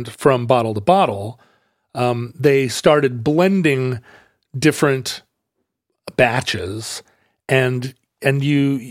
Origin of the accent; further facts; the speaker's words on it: Wales, United Kingdom; as a Welsh person, I feel like